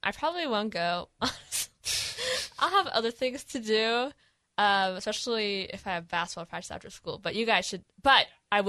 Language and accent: English; Bay Area, California, United States; now in Seattle, United States; I was born in the Bay Area